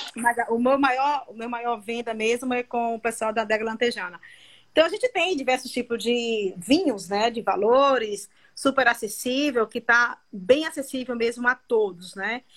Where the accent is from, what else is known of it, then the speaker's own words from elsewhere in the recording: Canavieiras, Bahia, Brazil; also born or lived in Mascote, Bahia; Eu sou da região de Canavieiras, né? Eu, eu nasci em uma ah, fazenda que chama. É, ah, eu nasci numa, numa fazenda no distrito de Mascote